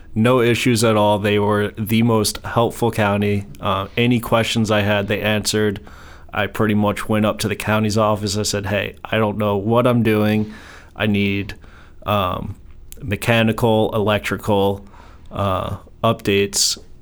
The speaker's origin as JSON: {"language": "English", "region": "New York", "country": "United States", "tie": "born or raised there", "also_born_or_lived": "Colorado / Maryland", "moved": "as an adult", "said": "I grew up in New York, uh, moved to Colorado in about 2014"}